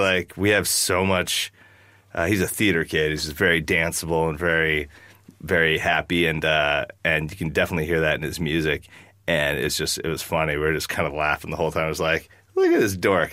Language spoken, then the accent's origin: English; Wasilla, Alaska, United States; I've seen a lot of hard stuff growing up in Alaska